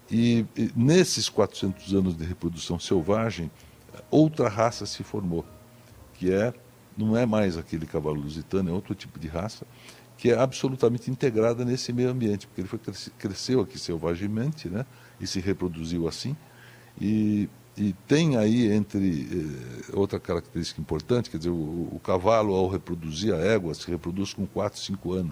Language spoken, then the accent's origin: Portuguese; São Paulo, Brazil; born there; Eu nasci por acaso, porque minha mãe teve um problema de parto, perdeu o primeiro filho por uma barbeiragem